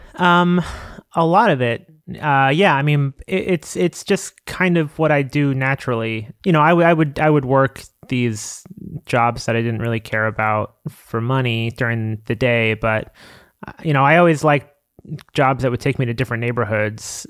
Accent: Long Island, New York, United States; also born or lived in Queens, New York; now in New York City, United States; I was born in Queens, but I spent m, most of my childhood in Long Island

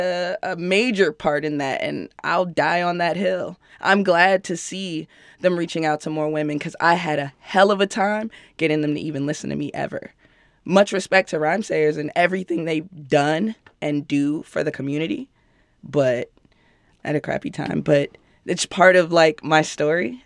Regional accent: Chicago, Illinois, United States; I'm from Chicago

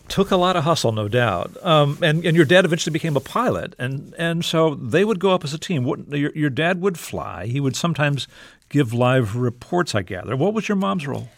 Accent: South Texas, United States; I grew up in South Texas

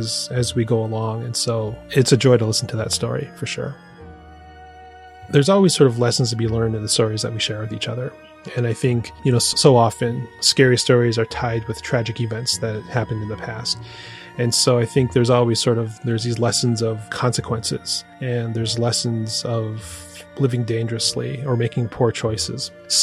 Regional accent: Sisseton Wahpeton Oyate, South Dakota, United States; growing up on a reservation, so I grew up in the Sisseton Wahpeton Oyate in South Dakota

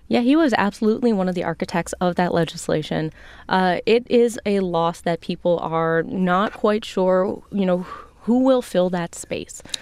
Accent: Chicago, Illinois, United States; now in Washington, D.C., United States; I'm a Chicagoan

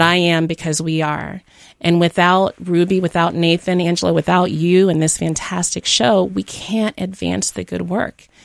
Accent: Jamaica; moved away; also born or lived in Miami, United States; I was born in Jamaica, uh, grew up between Jamaica and Miami

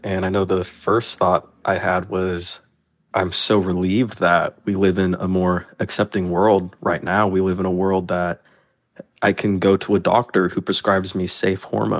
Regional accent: Tallahassee, Florida, United States; I'm from Tallahassee, Florida.

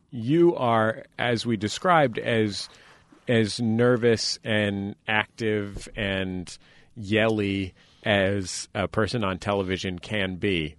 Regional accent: San Francisco, California, United States; I grew up in San Francisco, down the block from Caesar's Latin Palace

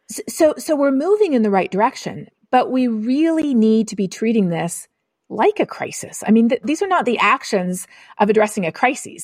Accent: Canada; I'm Canadian

